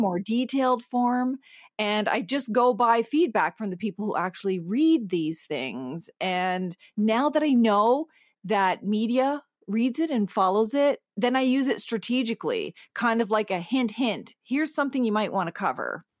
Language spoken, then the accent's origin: English; Eel River Bar First Nation, Atlantic Canada, New Brunswick, Canada; now in Toronto, Canada; I'm from the Sovereign Mi'kmaq Nation on Unceded Mi'kma'ki, which is in Atlantic Canada. My home reserve is Ugbeganjig, which is Eel River Bar First Nation